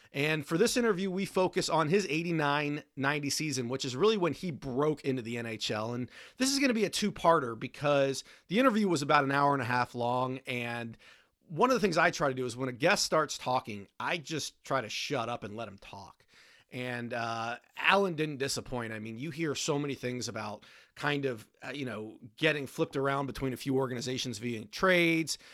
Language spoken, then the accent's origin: English; Washington, District of Columbia, United States; I grew up in Washington, D C